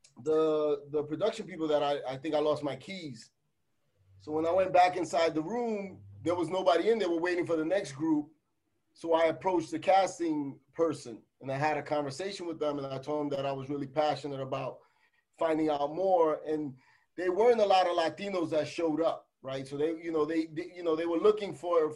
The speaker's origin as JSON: {"language": "English", "town": "New York City", "region": "New York", "country": "United States", "tie": "born or raised there", "also_born_or_lived": "Jamaica, Queens", "said": "We grew up in the Bronx, 2 blocks away from Yankee Stadium"}